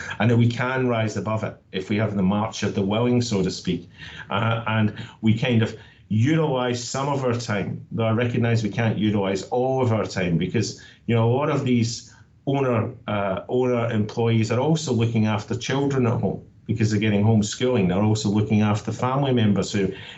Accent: Scotland, United Kingdom; now in Australia; I'm from Scotland, but I'm proud to say that I call Australia home

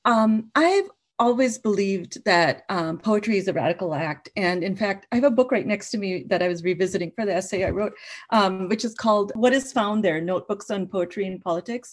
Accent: Minnesota, United States; also born or lived in United Kingdom / India; me growing up in the Midwest, in Minnesota

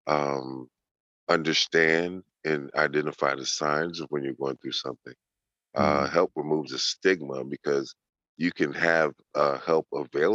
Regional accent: Chicago, Illinois, United States; born and raised in Chicago, Illinois.

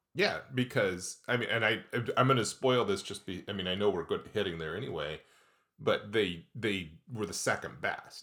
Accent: Midwest, United States; now in Pacific Northwest, United States; we are from the Midwest

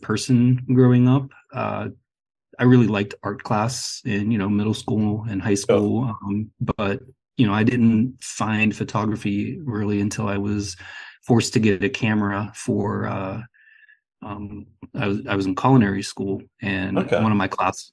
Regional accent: Pennsylvania, United States; moved away as an adult; now in Portland, United States; I grew up in Pennsylvania, which is on the East Coast of the United States

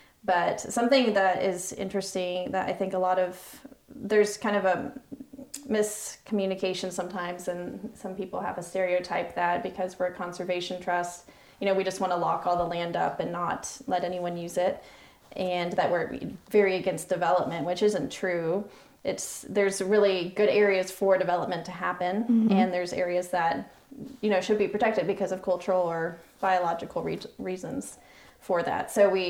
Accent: Southern Blue Ridge, United States; I mean, and even though I grew up in the Southern Blue Ridge as well, and I don't have a long-standing family history in the region

